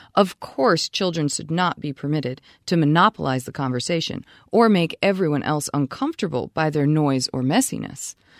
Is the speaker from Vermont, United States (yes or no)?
yes; Vermont, United States; I'm not in Vermont, I'm not in my home state